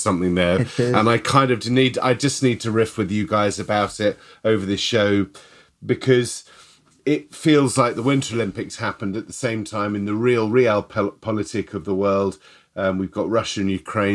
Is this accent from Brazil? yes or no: no; United Kingdom; I'm British